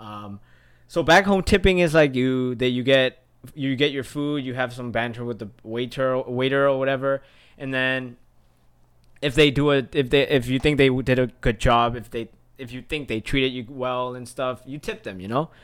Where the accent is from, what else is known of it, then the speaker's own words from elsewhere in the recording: Myanmar; now in United States; I'm from Burma